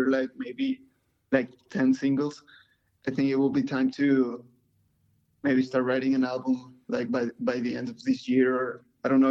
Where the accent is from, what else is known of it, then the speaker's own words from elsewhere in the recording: Mexico; now in Texas, United States; We're from Mexico. Right now we're in Texas.